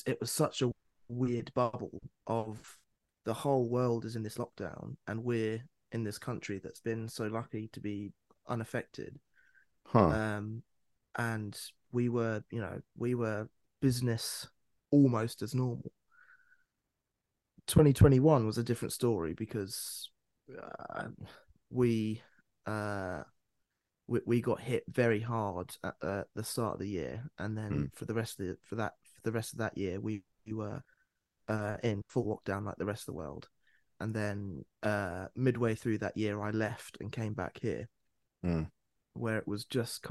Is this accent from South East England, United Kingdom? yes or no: no; Bedfordshire, East of England, United Kingdom; also born or lived in London / Cambodia; But I've been in Bedfordshire most of my life. I grew up here